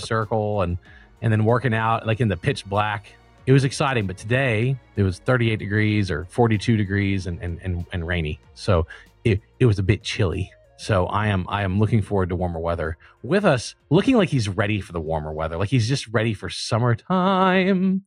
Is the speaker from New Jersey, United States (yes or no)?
no; Louisiana, United States; also born or lived in Texas; I was born in Louisiana